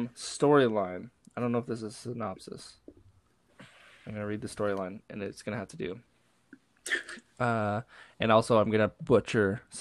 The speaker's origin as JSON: {"language": "English", "country": "Canada", "also_born_or_lived": "western Canada", "accent": "Canadian", "said": "I talk really Canadian. Like, I say sorry and I say a lot."}